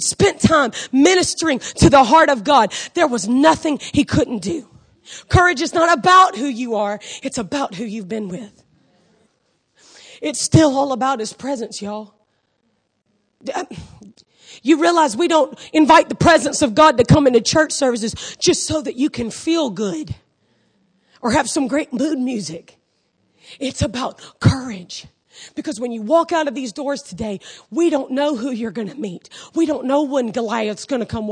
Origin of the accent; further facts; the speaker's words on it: Augusta, Georgia, United States; I grew up in Augusta, Georgia